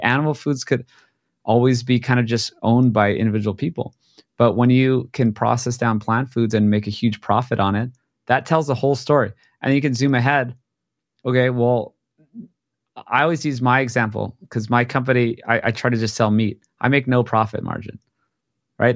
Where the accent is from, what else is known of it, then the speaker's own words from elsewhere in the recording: Hawaii, United States; I grew up in Hawaii